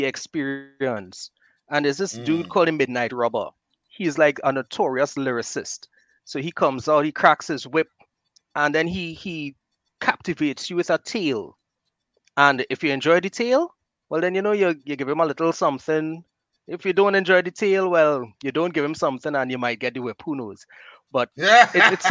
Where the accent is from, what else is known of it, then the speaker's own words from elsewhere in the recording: Trinidad & Tobago; I'm from Trinidad and Tobago, Marbella, this little village in the southwest, and well, a town.